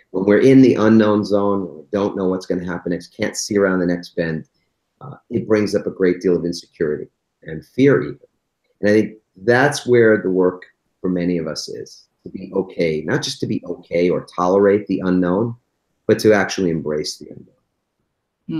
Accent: East Coast, United States; I grew up on the East Coast

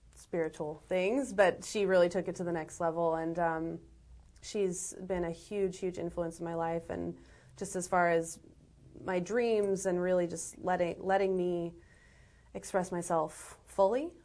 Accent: Los Angeles, California, United States; I was born in Los Angeles

